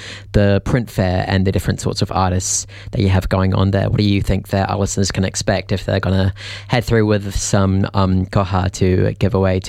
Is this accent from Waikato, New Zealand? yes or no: no; Auckland, New Zealand; I grew up out in West Auckland.